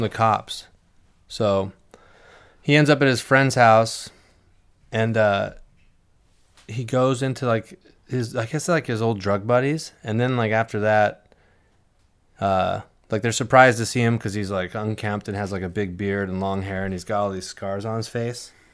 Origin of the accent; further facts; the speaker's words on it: Seattle, Washington, United States; now in New York City, United States; I grew up in Seattle